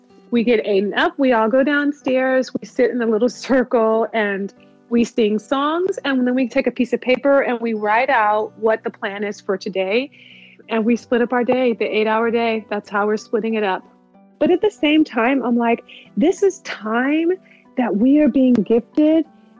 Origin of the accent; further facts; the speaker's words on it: United States; now in Munich, Germany; I live in Munich, Germany, and I'm American, married to a German